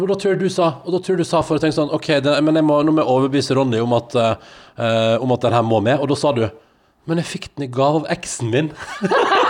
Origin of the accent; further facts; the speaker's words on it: Førde, Vestland, Norway; moved away; hjemme i Førde